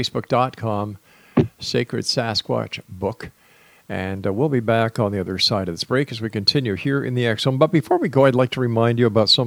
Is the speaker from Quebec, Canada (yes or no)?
yes; Montreal, Quebec, Canada; I'm from Montreal